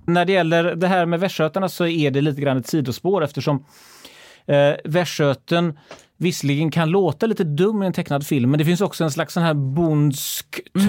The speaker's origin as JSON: {"language": "Swedish", "town": "Gothenburg", "region": "Västra Götaland", "country": "Sweden", "said": "jag var göteborgare"}